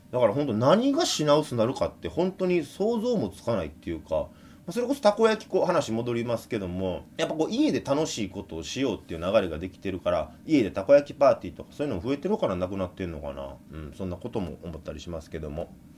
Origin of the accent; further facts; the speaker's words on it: Kobe, Hyogo, Japan; やっぱ僕神戸出身ですから